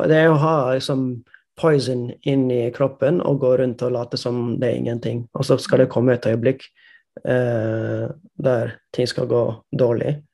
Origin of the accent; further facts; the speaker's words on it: India; Måten jeg vokste opp i India, hadde ikke datamaskin, hadde ikke internett da jeg var liten.